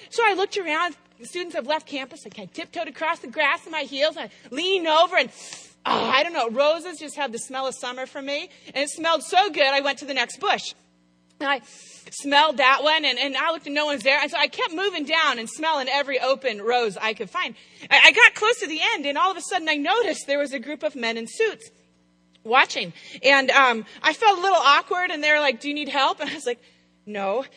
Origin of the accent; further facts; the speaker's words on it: Apple Valley, Minnesota, United States; now in Chicago, United States; I'm from the Midwest. I grew up in Apple Valley, Minnesota